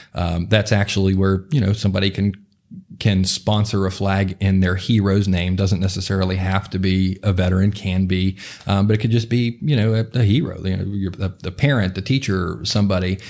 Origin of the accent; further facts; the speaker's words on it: Morgantown, West Virginia, United States; grew up in the, uh, in the Cheat Lake area of Morgantown, um, and still live there currently